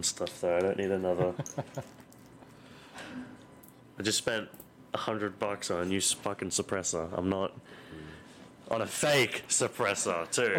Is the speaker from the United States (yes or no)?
no; Australia; I'm just some wacky Australian guy.